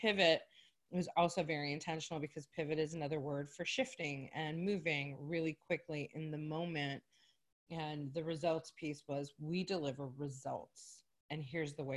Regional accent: Chicago, Illinois, United States; moved away as an adult; now in Myrtle Beach, United States; I'm from Chicago originally

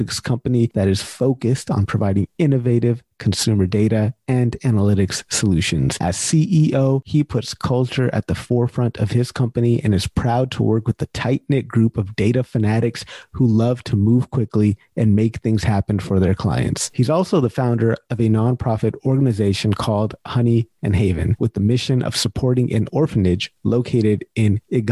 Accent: California, United States; I'm originally from California

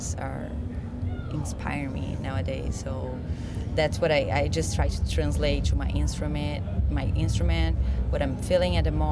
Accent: Brazil; moved away as an adult; now in Los Angeles, United States; I moved from Brazil to LA, like, 3 years ago.

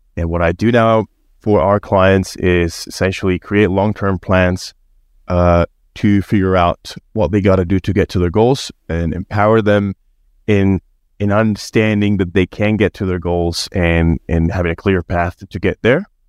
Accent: Spain; moved away as an adult; now in Australia; I was born and raised in Spain and been in Australia for a few years

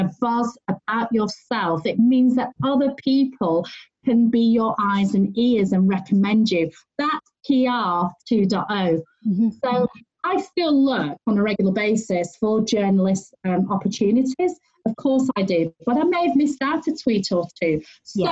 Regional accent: United Kingdom; I'm female, I'm Chinese, I'm British

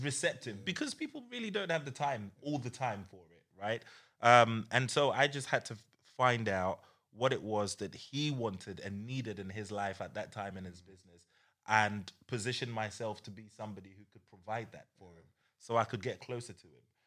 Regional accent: Croydon, London, United Kingdom; growing up in Croydon

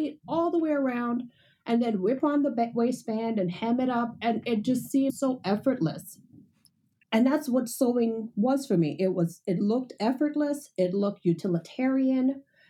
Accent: Bahamas; I grew up in the Bahamas and my mom sewed all the time

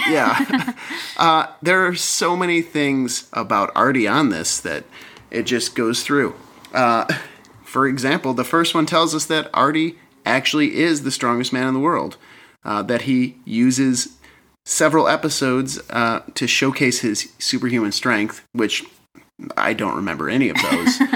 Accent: Michigan, United States; moved away as an adult; now in Seattle, United States; originally from Michigan, lived there for the first 25 years of my life

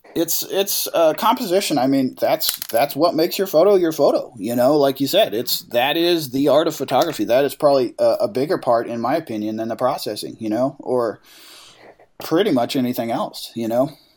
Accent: Farmington, New Mexico, United States; I was born in Farmington

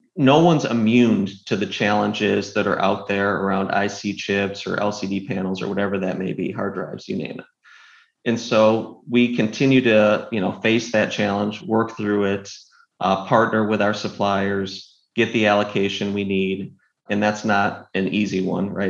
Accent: Northville, Michigan, United States; moved away as an adult; now in Austin, United States; I grew up in a small town called Northville

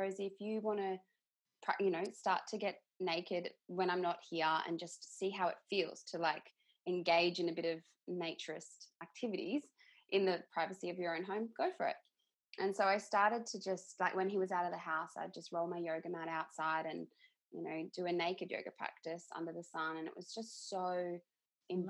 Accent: Queensland, Australia; moved away as an adult; also born or lived in Brisbane; now in Perth, Australia; I'm originally from Queensland

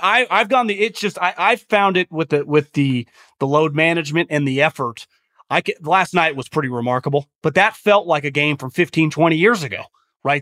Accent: Northern California, United States; I'm from Northern California

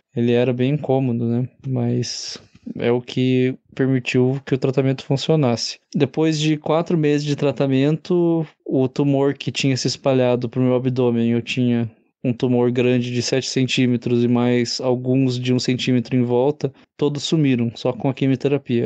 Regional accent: Curitiba, Paraná, Brazil; sou de Curitiba

